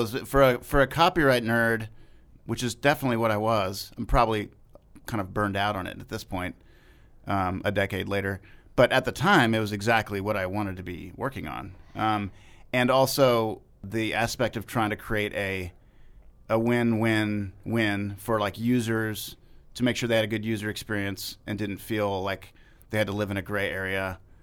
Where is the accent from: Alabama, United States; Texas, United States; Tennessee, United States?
Texas, United States; Austin; moved away as an adult; also born or lived in Cambridge, Massachusetts / Miami, Florida; I grew up in Austin, Texas, by and large.